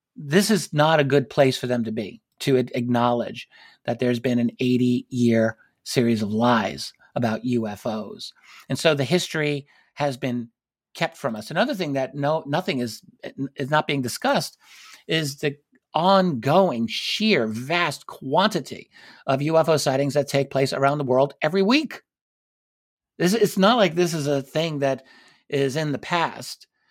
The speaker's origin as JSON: {"language": "English", "country": "United States", "said": "I'm, I'm an American citizen. I'm here in the United States"}